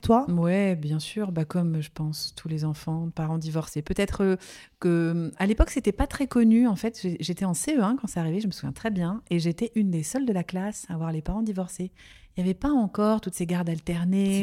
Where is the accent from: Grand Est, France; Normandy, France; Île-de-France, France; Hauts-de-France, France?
Grand Est, France; Nancy; J'ai grandi en Lorraine, à Nancy.